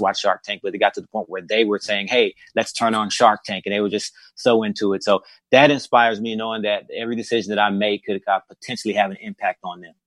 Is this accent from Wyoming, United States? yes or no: no; Mississippi, United States; we're from Mississippi